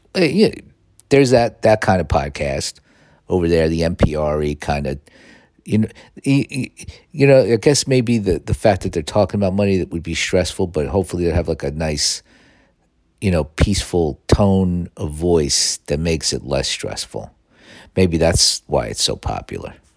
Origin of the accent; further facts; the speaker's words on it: Northeast, United States; now in Los Angeles, United States; growing up in the Northeast